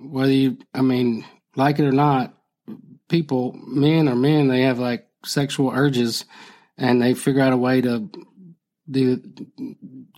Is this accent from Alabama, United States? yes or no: yes; Phenix City, Alabama, United States; I grew up in Phoenix City